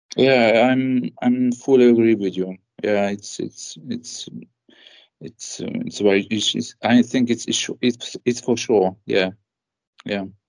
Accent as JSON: {"language": "English", "town": "Debrecen", "region": "Hajdú-Bihar", "country": "Hungary", "tie": "born or raised there", "also_born_or_lived": "Budapest", "said": "I grew up in the second largest city of Hungary."}